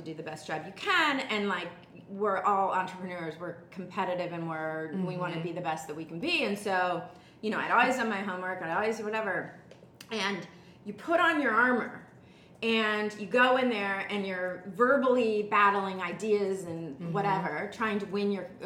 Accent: Dayton, Ohio, United States; I grew up in Dayton, Ohio with Kim

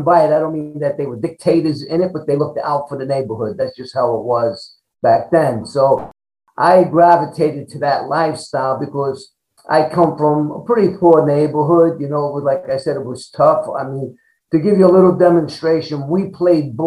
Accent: New York City, New York, United States; growing up in Brooklyn, New York

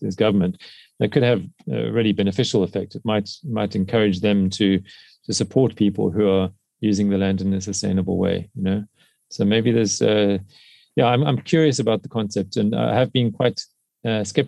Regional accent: South Africa; in South Africa, in my home country

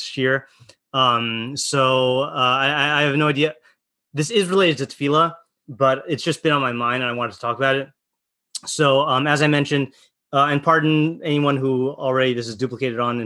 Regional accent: Hawaii, United States; I was born in Hawaii and my mom was born in Hawaii

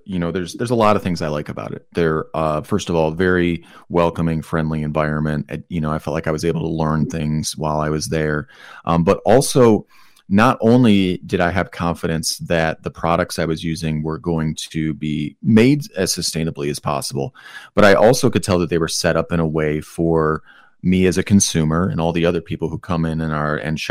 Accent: Detroit, Michigan, United States; I'm from Detroit

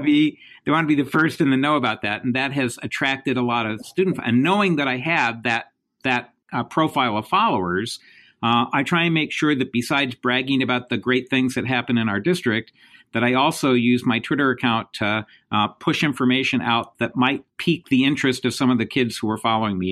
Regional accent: Indiana, United States; moved away as an adult; now in New York, United States; I grew up in the Midwest. I grew up in Indiana

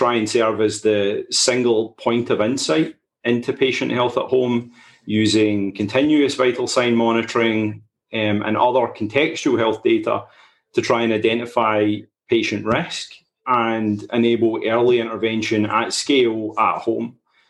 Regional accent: Scotland, United Kingdom; I have this crazy, weird accent. I'm not an American. I know it's hard to tell. I'm originally from Scotland in the UK. And currently trapped back here in Edinburgh at the moment.

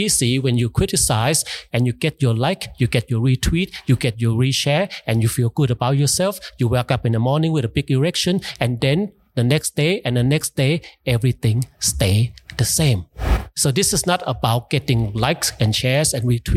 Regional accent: United States; I grew up in the States.

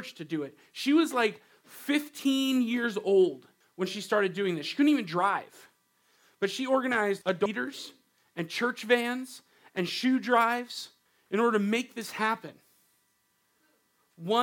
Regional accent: Riverside, California, United States; now in Washington, United States; I grew up in Southern California in this place called Riverside.

